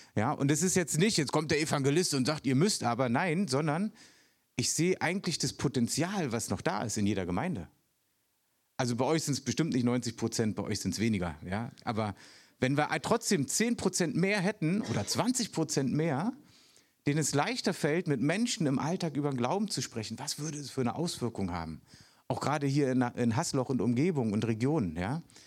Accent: Berlin, Germany; moved away; Ich bin echter Ostberliner sogar noch.

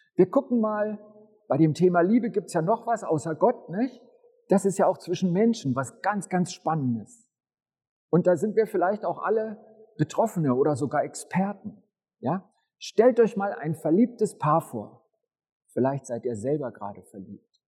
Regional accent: Upper Bavaria, Germany; Die meiste Zeit meines Lebens bin ich in Oberbayern zur Schule gegangen.

